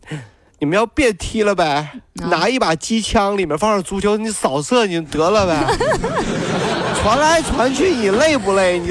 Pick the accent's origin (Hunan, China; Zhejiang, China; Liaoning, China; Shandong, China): Zhejiang, China; Hangzhou; 我们杭州人啊